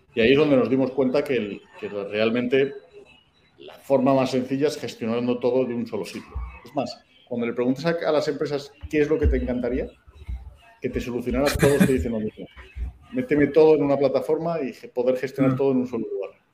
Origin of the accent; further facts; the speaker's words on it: Madrid, Community of Madrid, Spain; moved away as an adult; also born or lived in Mexico City, Mexico / United States / Chile / Colombia; now in Yucatán, Mexico; soy español, se nota de dónde soy en cuanto abro la boca. Eh, pues nací en Madrid